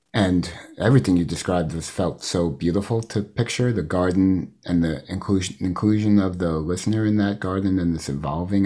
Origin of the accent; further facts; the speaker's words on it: New York City, New York, United States; I come from Queens